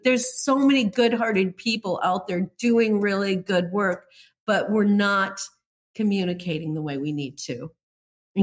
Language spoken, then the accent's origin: English; Minot, North Dakota, United States; moved away as an adult; also born or lived in Colorado / Loveland, Colorado; now in Malibu, United States; I grew up in Minot, North Dakota.